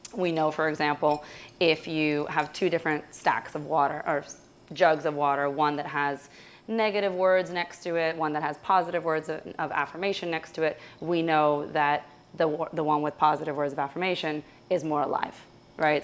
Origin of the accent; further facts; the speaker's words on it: Russia; moved away; I'm originally from Russia